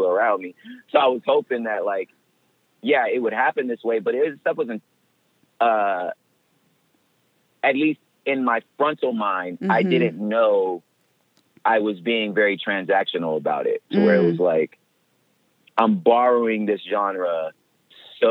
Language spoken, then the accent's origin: English; the West, United States; I'm from the West, you know, which is not the Bible Belt